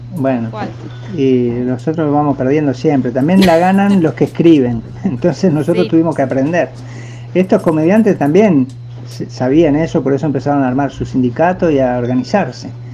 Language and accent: Spanish; Uruguay; yo soy uruguayo